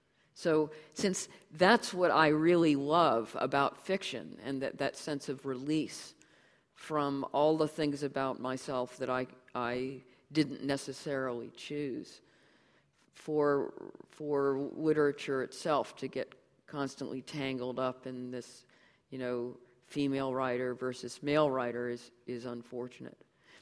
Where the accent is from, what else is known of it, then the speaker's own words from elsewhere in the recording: United States; born there; I can't help it that I was born in the United States